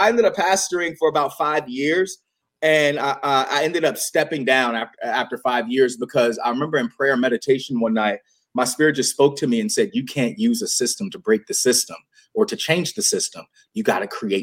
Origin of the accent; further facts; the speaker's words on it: Virginia, United States; growing up in the Bible Belt of Virginia